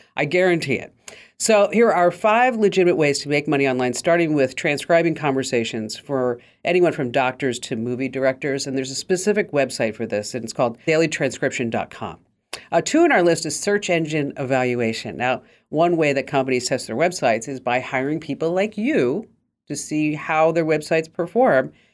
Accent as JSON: {"language": "English", "region": "New Jersey", "country": "United States", "said": "I'm from New Jersey"}